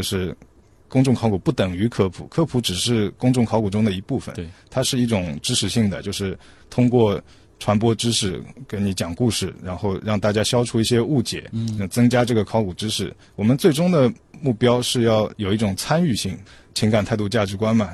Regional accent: China; 我们中国人啊这么古老

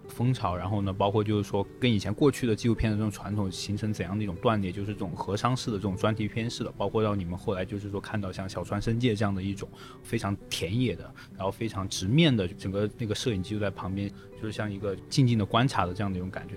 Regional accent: Shenzhen, Guangdong, China; 我的祖籍是在四川，当时呢，就是说我其实算比较幸运了，我父母的那一代在九十年代初就来到了深圳打拼，然后慢慢在深圳立足

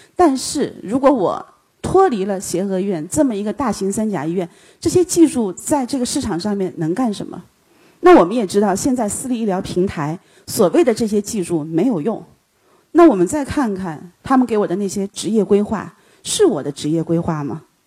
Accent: China; 他说：“你是大陆来的吧？”我说：“是的。”

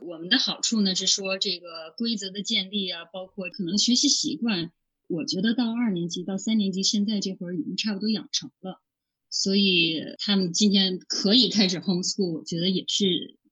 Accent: China; now in United States; 我小时候是在中国学的这个英文的语法儿

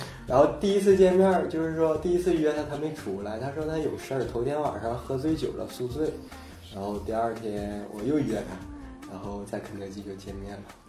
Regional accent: Dandong, Liaoning, China; moved away; 我老家丹东的

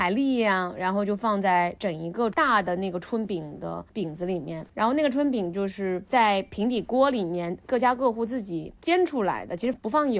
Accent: southern China, China; 我们南方糖醋鱼几乎是想吃就吃的。

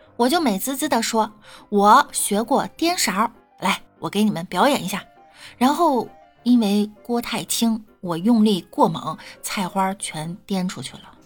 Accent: the North, northern China, China; 身为北方人呢

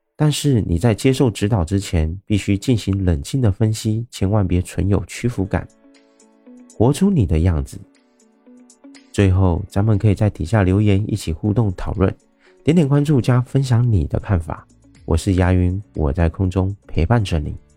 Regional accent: Taiwan; 我是一位来自台湾喜欢旅行与热爱交朋友的

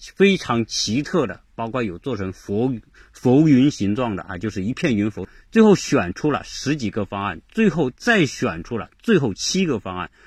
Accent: China; 我们中国人，很多人并不太知道这个人

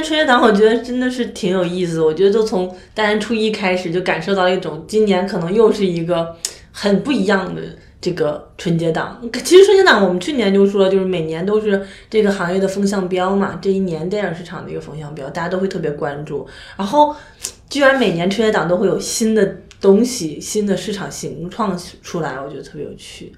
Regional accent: northern China, China; 作为北方人

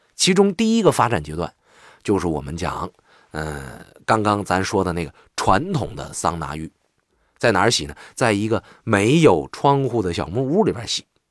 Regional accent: Northeast China, China; 我就是纯正的东北人

